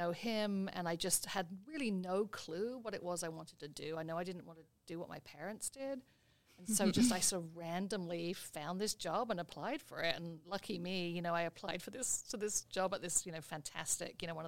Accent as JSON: {"language": "English", "area": "about an hour east of London", "region": "East of England", "country": "United Kingdom", "tie": "born or raised there", "also_born_or_lived": "Barcelona, Spain / Boston, United States", "moved": "as an adult", "lives_now": "Maine, United States", "said": "I grew up in England, just about an hour east of London. Lived there for the first, 24 years"}